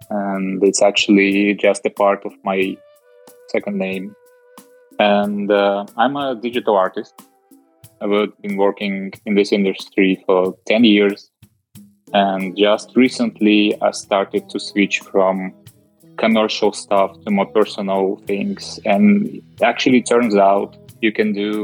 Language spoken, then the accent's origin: English; Russia; moved away as an adult; also born or lived in Moscow, Russia / Dubai, United Arab Emirates / Milan, Italy; now in Netherlands; Yeah, I grew up in Russia, in a small city at the center of Russia.